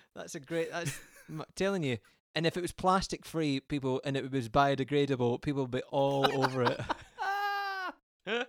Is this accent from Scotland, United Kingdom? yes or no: yes; Scotland, United Kingdom; I'm Scottish